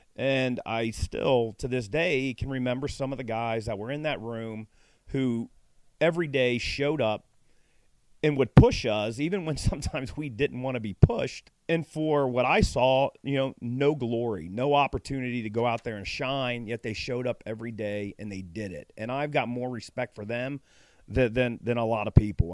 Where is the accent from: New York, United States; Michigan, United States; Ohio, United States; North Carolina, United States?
Ohio, United States; Cincinnati; I grew up in Central Fairmount, which was kind of the one of the lower suburbs of, of Cincinnati